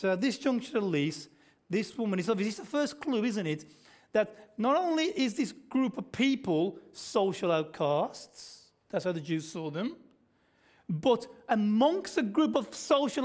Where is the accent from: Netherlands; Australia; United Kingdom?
Australia; accent: Aussie; When I speak, it's obvious I'm an Aussie